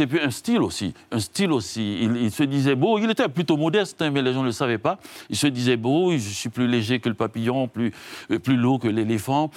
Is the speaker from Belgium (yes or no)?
no; Haiti; je viens d'Haïti